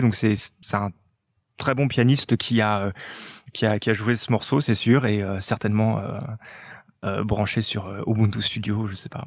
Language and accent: French; France; chez nous en France